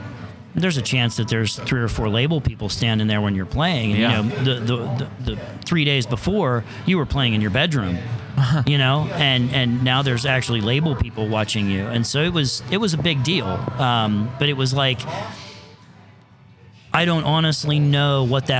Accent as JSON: {"language": "English", "country": "United States", "said": "I'm American"}